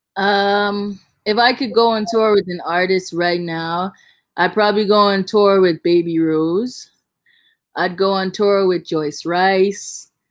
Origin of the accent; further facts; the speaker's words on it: Bahamas; accent: thick Bahamian; I can talk in a really, really like thick Bahamian accent